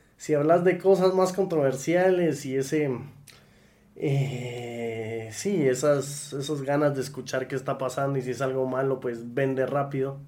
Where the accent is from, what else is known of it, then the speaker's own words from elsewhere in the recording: Guatemala; somos guatemaltecos haciendo cosas por Guate